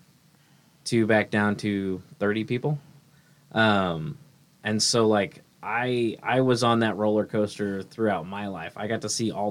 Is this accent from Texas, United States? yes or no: no; Kearney, Missouri, United States; now in Lehigh Acres, United States; I experienced a cult come through my hometown that convinced a lot of teenagers to move to Ohio from Kearney, Missouri